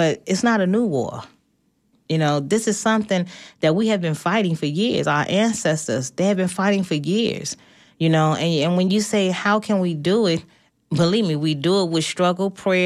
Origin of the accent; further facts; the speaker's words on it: New York, United States; I'm from New York